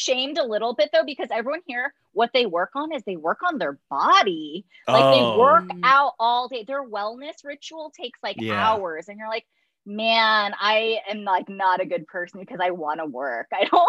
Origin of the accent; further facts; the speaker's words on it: New York, United States; being a New Yorker, you'd be like, they're not working hard enough.